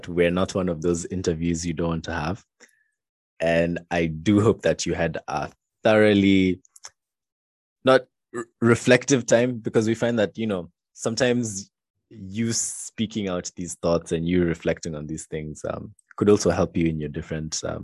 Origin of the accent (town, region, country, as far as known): Kenya